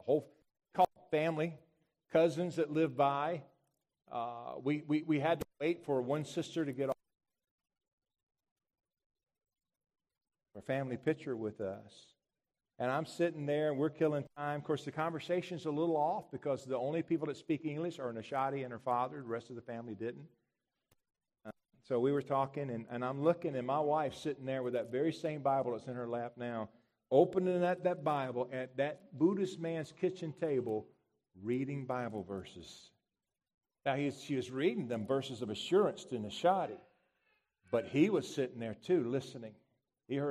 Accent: United States; I'm American.

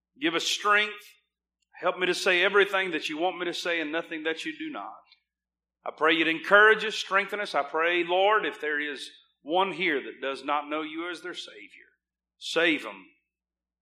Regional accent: United States; As an American

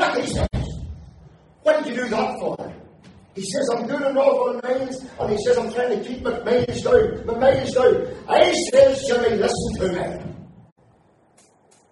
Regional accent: Aughnacloy, Northern Ireland, United Kingdom; my hometown of Auchmacloy

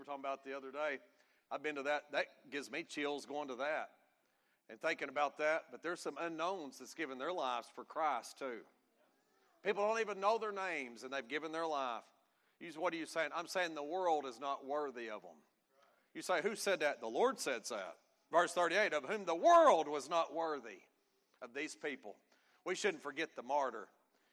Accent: United States; being an American

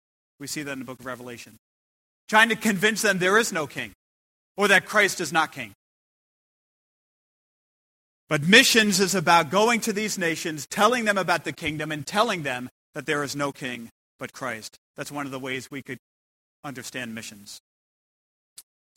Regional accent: United States; I come from America

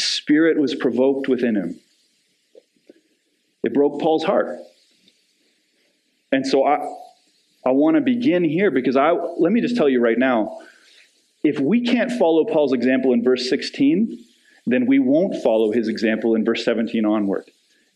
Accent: Canada; As Canadians

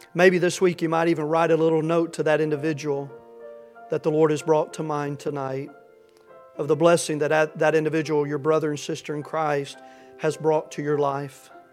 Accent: Tennessee, United States; I'm from Tennessee

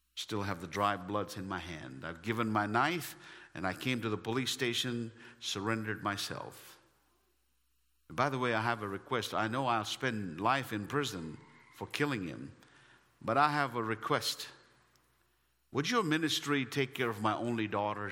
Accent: India; English is a second language; moved away; as an Indian.

